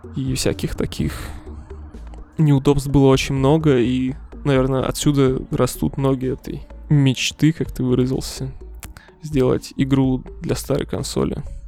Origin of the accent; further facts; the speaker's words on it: Siberia, Russia; moved away; я из Сибири вообще, и там у нас очень любят эксперименты с образованием